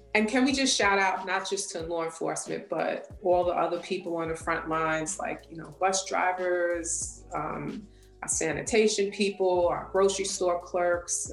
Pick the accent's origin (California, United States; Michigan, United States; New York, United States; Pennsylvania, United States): New York, United States; South Shore of Long Island; I am from the South Shore of Long Island, New York. Is pretty much where I lived all my life. This is where I grew up